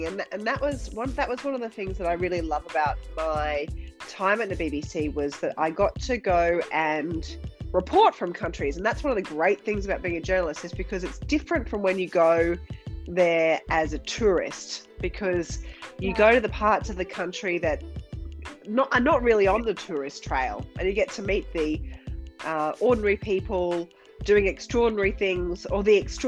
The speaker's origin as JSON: {"language": "English", "town": "Rockhampton", "region": "Queensland", "country": "Australia", "tie": "born or raised there", "also_born_or_lived": "London", "moved": "as an adult", "said": "working for a year in Rockhampton, which is my hometown"}